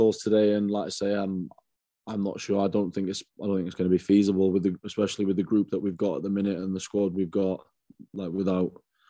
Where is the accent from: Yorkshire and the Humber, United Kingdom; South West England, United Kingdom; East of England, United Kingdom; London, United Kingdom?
South West England, United Kingdom; Trowbridge; born there; also born or lived in Hong Kong / Northern Ireland / Canada / Germany; I was born in Trowbridge, down in Wiltshire. And then we went to Hong Kong. My sister was born there. Then after that, we went to Northern Ireland, then to Canada, then to Germany, and then finally to the South Wales.